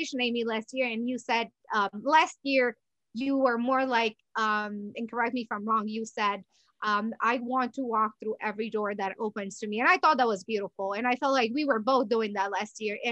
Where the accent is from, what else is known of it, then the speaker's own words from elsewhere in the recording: Romania; now in United States; I was born in Romania, moved to US. It's been approximately 18 years